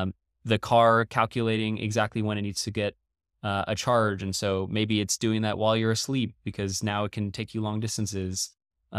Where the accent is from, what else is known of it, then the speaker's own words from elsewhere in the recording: Paris, Île-de-France, France; also born or lived in Beijing / Dubai / Shanghai / Dallas; I'm not from any single place. My dad is Dutch. My mom's American. I was born in Paris, France. And we moved around a lot as a kid.